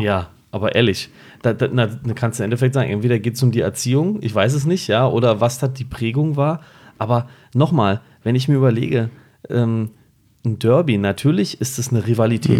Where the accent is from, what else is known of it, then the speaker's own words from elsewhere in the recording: Berlin, Germany; als Berliner